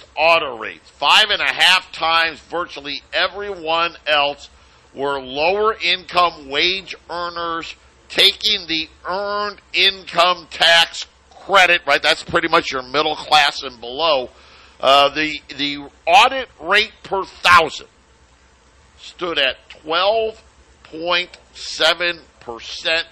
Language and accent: English; Syracuse, New York, United States; Syracuse University, my hometown